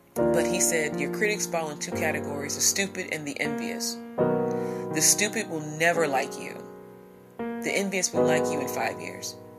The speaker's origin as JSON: {"language": "English", "region": "Midwest", "country": "United States", "tie": "born or raised there", "said": "in my hometown in my section of the world here in the Midwest"}